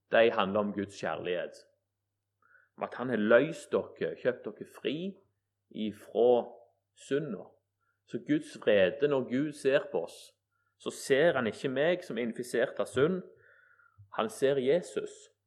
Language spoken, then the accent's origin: Norwegian; Egersund, Rogaland, Norway; vokste opp i Egersund